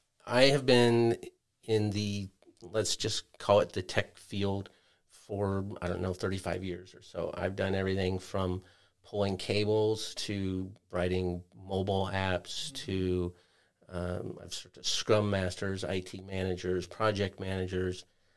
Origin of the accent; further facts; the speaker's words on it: Superior, Nebraska, United States; also born or lived in Wichita, Kansas; No, I lived in Wichita, Kansas area for almost 20 years and moved. I'm originally from Nebraska.